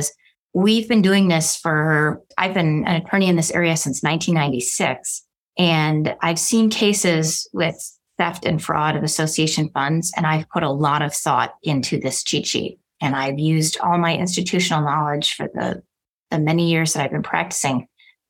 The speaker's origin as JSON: {"language": "English", "town": "Milwaukee", "region": "Wisconsin", "country": "United States", "moved": "yes", "lives_now": "Arizona, United States", "said": "I'm from Milwaukee, Wisconsin"}